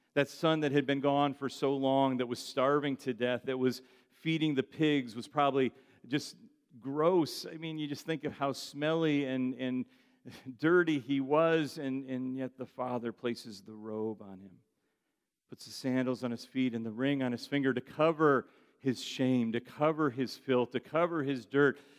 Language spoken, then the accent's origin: English; United States; I'm from the United States of America.